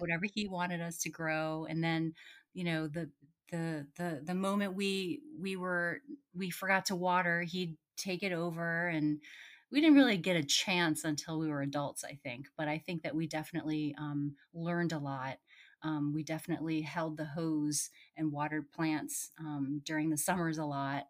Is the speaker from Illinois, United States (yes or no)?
no; Potomac, Maryland, United States; now in Rockville, United States; I'm actually in Rockville, which is right next to Potomac. I grew up in Potomac.